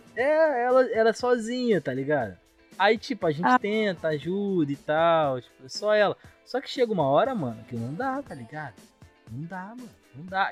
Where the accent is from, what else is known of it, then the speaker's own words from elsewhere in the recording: São Gonçalo, Rio de Janeiro, Brazil; eu sou de São Gonçalo, aqui não tem trem e tal